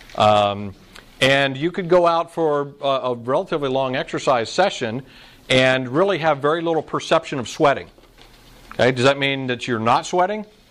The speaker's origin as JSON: {"language": "English", "town": "Orlando", "region": "Florida", "country": "United States", "tie": "born or raised there", "said": "I grew up in Orlando where it seems like it's in the 90 degrees and 90% humidity"}